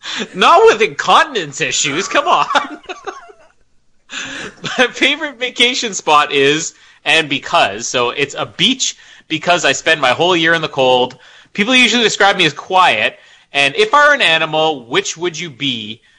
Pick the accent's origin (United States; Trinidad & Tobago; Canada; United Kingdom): Canada; I am Canadian.